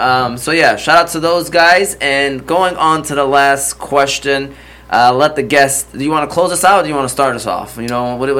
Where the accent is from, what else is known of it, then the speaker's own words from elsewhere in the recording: Hamtramck, Michigan, United States; also born or lived in Detroit; I love being from Hamtramck, Detroit. You know, we were born in Detroit, raised in Hamtramck.